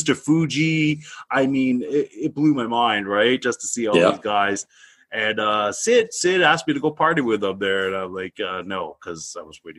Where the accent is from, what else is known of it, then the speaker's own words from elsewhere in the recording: Canada; You know, so we both said we're both Canadian military.